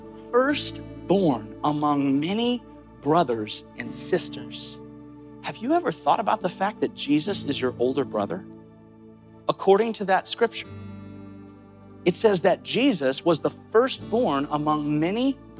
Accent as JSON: {"language": "English", "town": "Amory", "region": "Mississippi", "country": "United States", "tie": "born or raised there", "moved": "yes", "said": "I was born in Amory, Mississippi"}